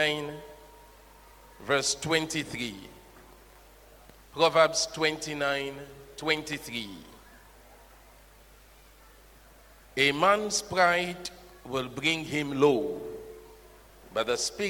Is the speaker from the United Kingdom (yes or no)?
no; Sierra Leone; now in Ghana; possibly because of my tonation, you know I'm from Sierra Leone